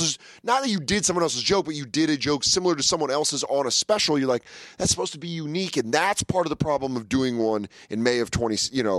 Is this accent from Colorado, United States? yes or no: yes; Denver, Colorado, United States; now in New York, United States; I'm from Denver